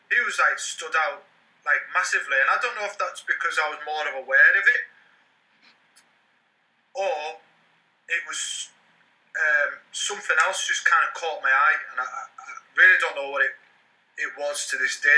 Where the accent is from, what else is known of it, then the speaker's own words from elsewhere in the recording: Carlisle, North West England, United Kingdom; in my hometown in Carlisle